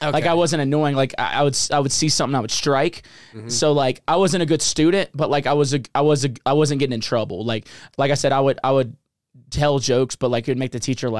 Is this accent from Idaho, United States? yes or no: no; Mississippi, United States